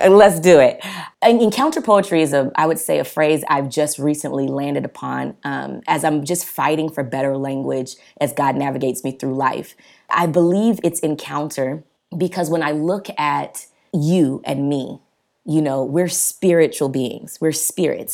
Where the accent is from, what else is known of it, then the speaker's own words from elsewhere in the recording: the South, United States; I grew up in the South, Black parents